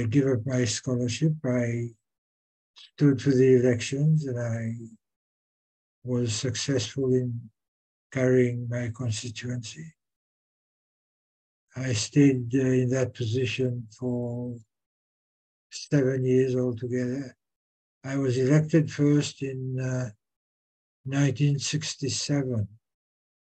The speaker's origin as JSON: {"language": "English", "country": "Seychelles", "tie": "born or raised there", "said": "I was born in the Seychelles, of Seychelles parents, and did my education here"}